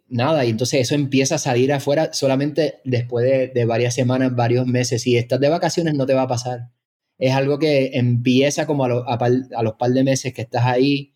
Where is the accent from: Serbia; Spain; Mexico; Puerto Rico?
Puerto Rico; San Juan; moved away as an adult; yo me crié en San Juan